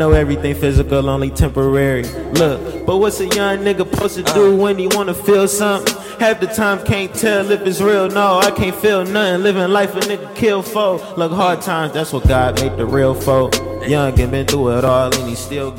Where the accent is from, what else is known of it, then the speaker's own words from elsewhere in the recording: Detroit, Michigan, United States; I'm from the West Side, Detroit, 7 Mile